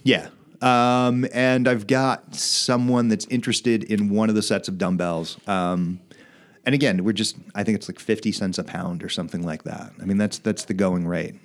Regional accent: Wilmington, Delaware, United States; I was born in Wilmington

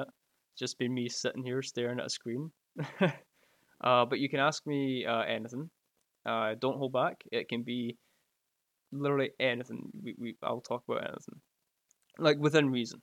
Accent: Scotland, United Kingdom; I can cheers you from, uh, from Scotland here

